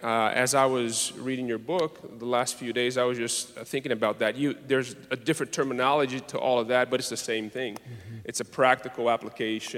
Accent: Brazil; moved away as an adult; I'm from Brazil

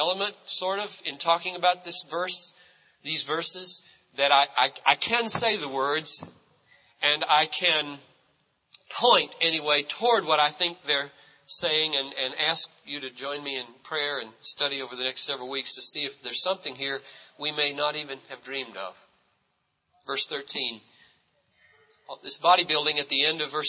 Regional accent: United States; I'm an American, and I am shaped largely by my culture of individualism

